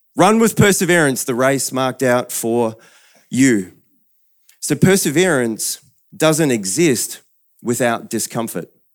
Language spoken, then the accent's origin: English; New Zealand; moved away; I'm a Kiwi originally